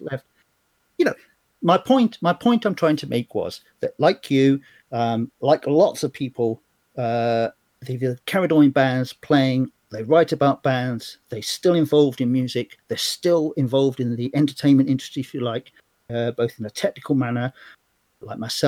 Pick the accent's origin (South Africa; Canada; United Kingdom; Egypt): United Kingdom; London; moved away as an adult; also born or lived in Australia; now in Lincoln, United Kingdom; I was brought up in London in the 70s. I came back from Australia when I was 10 on my 10th birthday. And I spent the whole of the 70s up till 77, 78 in South London